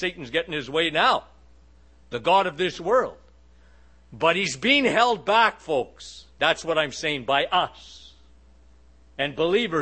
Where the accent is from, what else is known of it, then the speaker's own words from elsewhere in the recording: Canada; I'm a Canadian. So Canada is a very, very liberal country